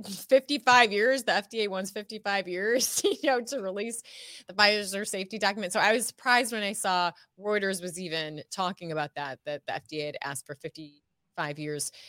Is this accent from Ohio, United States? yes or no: yes; Ohio, United States; moved away as an adult; also born or lived in California; now in Texas, United States; I'm from, born and raised in Ohio